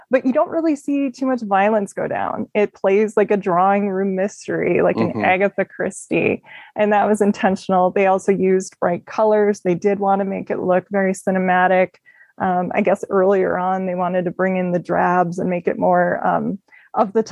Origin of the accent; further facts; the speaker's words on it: Midwest, United States; I grew up in the Midwest